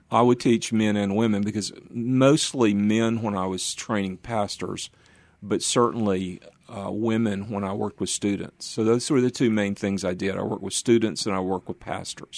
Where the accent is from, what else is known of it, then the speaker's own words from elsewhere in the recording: Norcross, Georgia, United States; moved away as an adult; also born or lived in Atlanta / Dallas / Memphis / Vienna; I grew up in a suburb of Atlanta, a northeast suburb on the I-85 corridor in the direction of Greenville, South Carolina, called Norcross, about 15 miles out.